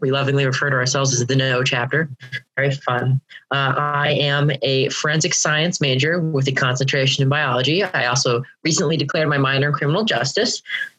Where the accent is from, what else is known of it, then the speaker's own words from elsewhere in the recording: New Jersey, United States; now in Connecticut, United States; I am from New Jersey. I live here in Connecticut now.